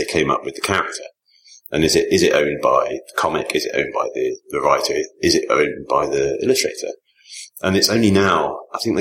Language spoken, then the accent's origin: English; Leamington Spa, West Midlands, United Kingdom; I grew up in Leamington, same town as John Hicks